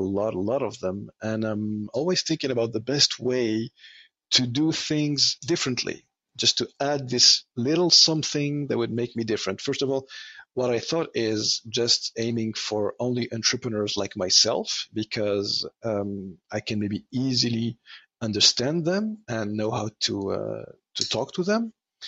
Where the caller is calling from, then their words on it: Montreal, Quebec, Canada; I am calling you from Montreal